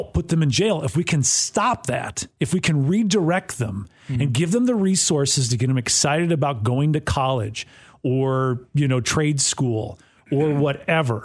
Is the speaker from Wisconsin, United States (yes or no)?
yes; Wisconsin, United States; moved away as an adult; now in Clarksville, United States; I'm from Wisconsin